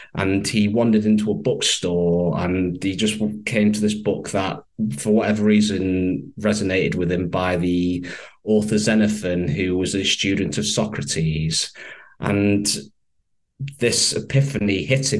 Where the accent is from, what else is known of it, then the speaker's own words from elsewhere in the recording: Manchester, North West England, United Kingdom; accent: northern twang; I'm based in the UK, from Manchester. What we would say over here is they've got quite a lovely northern twang. And I grew up here all my life